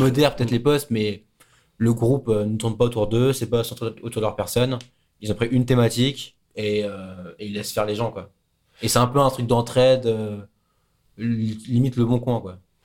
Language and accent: French; France; moved away; c'est là où est ma famille, c'est là où sont mes amis, c'est là où j'ai grandi.